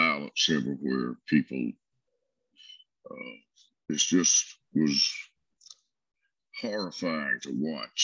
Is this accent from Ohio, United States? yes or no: no; South Alabama, United States; also born or lived in Brewton, Alabama; now in Tennessee, United States; I grew up in South Alabama